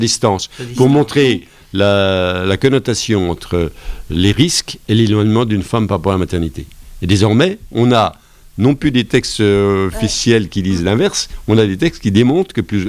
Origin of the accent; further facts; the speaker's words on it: Lure, Bourgogne-Franche-Comté, France; chez nous, à Lure